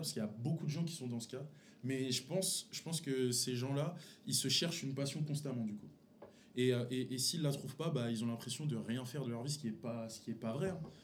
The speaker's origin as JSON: {"language": "French", "area": "Paris region, Seine-Saint-Denis", "region": "Île-de-France", "country": "France", "said": "on vient tous de la région parisienne."}